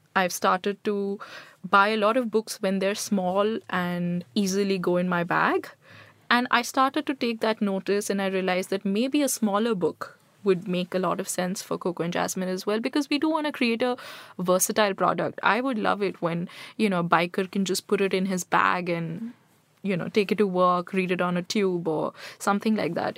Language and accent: English; Delhi, India; also born or lived in Jaipur / Punjab; I grew up in Delhi and still I spend most of my time in Delhi.